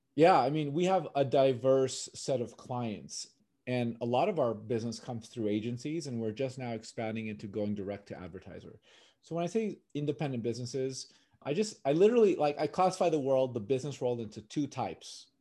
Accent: Los Angeles, California, United States; Born and raised in California, in L A.

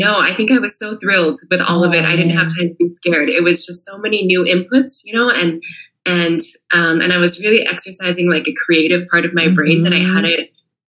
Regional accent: California, United States; born or raised there; moved away as an adult; also born or lived in China; now in Italy

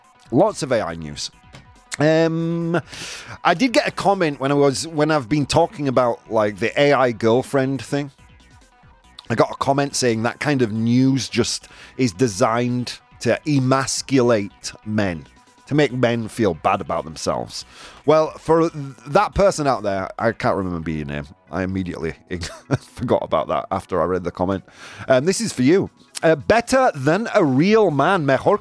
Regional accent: United Kingdom; I'm British.

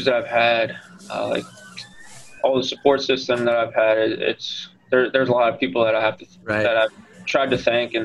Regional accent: New Jersey, United States; moved away as an adult; also born or lived in South Bend, Indiana; Growing up in the New Jersey area

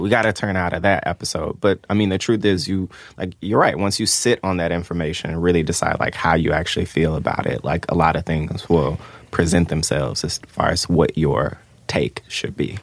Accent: Memphis, Tennessee, United States; I grew up in Memphis

